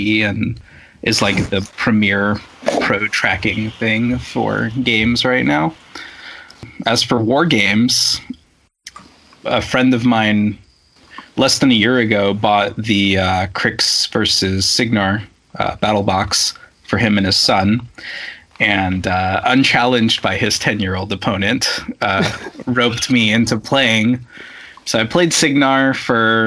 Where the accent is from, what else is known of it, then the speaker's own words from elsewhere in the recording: Russia; moved away; growing up in Russia